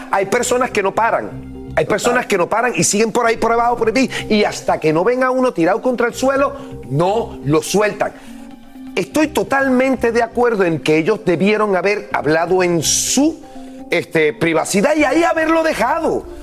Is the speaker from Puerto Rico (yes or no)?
yes; Puerto Rico; Yo como puertorriqueño